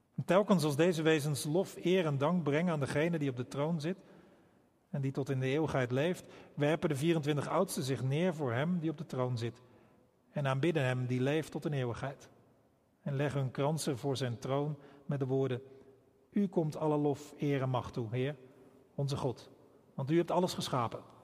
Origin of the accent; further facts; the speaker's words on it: Rotterdam, South Holland, Netherlands; wij als Rotterdammers